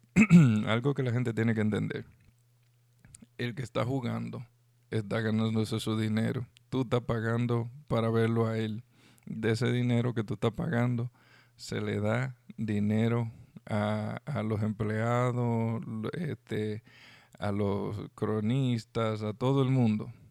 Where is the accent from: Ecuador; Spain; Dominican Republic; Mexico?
Dominican Republic